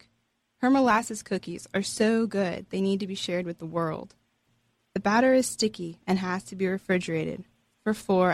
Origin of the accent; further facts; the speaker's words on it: Texas, United States; we're Texan